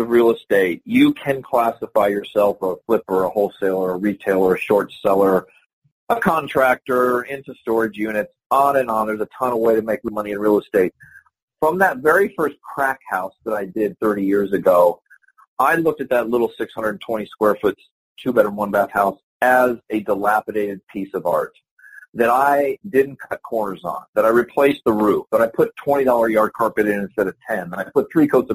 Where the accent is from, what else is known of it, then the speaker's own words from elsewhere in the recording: Carmel, Indiana, United States; now in Delray Beach, Florida, United States; I'm a Midwesterner at heart. I'm from a little town in Indiana called Carmel, Indiana